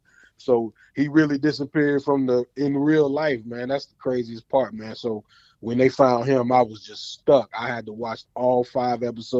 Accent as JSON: {"language": "English", "town": "Cairo", "region": "Illinois", "country": "United States", "moved": "yes", "lives_now": "Virginia, United States", "said": "You know, if you know me, you know me by that. I'm from the 618, man. I'm from Cairo, but I'm out here in VA 757."}